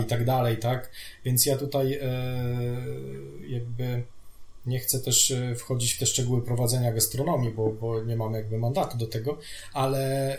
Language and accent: Polish; Radom, Masovian Voivodeship, Poland; now in Warsaw, Poland; my jesteśmy z Radomia